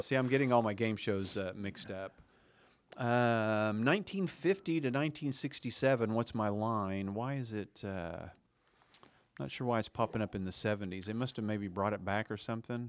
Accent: Oklahoma, United States; we grew up in Oklahoma in the South or Midwest or whatever you wanna call our area

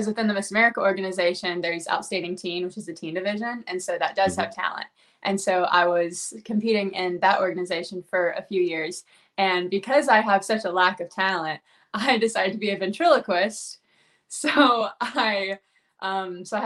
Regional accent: Nashville, Tennessee, United States; I am from Nashville, Tennessee, which is in the south part of the United States

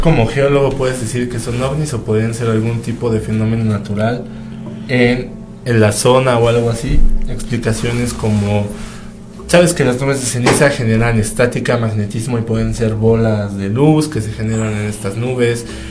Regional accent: Toluca, State of Mexico, Mexico; nosotros somos de Toluca

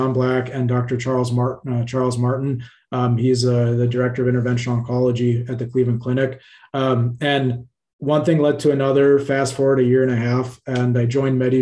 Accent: Cairo, Cairo Governorate, Egypt; now in United States; I was actually born in Cairo, Egypt. I come from a family that immigrated to the States in the very early

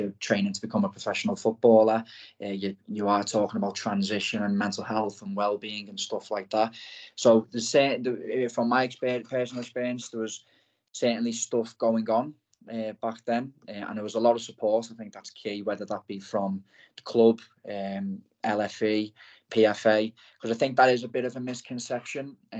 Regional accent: Liverpool, North West England, United Kingdom; also born or lived in Blackpool; I'm from Liverpool, as the accent probably gives away

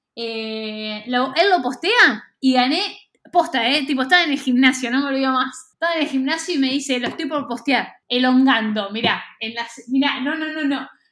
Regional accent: Bragado, Buenos Aires Province, Argentina; En el maternal suizo, acá en Capital Federal. Eh, y me mudé a Bragado cuando tenía tres

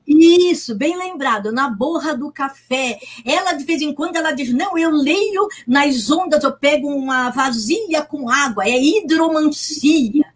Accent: Santos, São Paulo, Brazil; eu moro aqui e nasci em Santos

